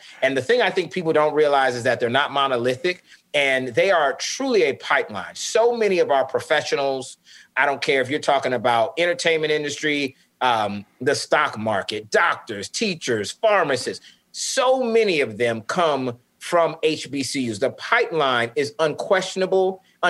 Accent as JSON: {"language": "English", "town": "St. Petersburg", "region": "Florida", "country": "United States", "tie": "born or raised there", "said": "because I grew up in St. Pete, Florida, and my high school was only 10% Black."}